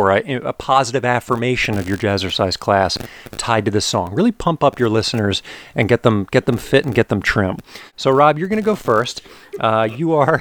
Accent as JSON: {"language": "English", "area": "outside Philadelphia", "region": "Pennsylvania", "country": "United States", "also_born_or_lived": "Penn State University, Pennsylvania", "moved": "as an adult", "lives_now": "Los Angeles, United States", "said": "I'm originally from outside Philadelphia"}